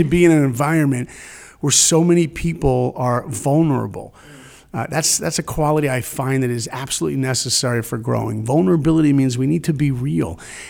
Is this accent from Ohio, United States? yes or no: no; New York, United States; accent: fast talking New York guy; I grew up in New York